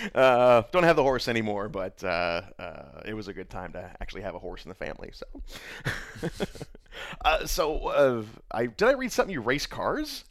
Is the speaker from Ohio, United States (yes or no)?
no; Indiana, United States; I'm from Indiana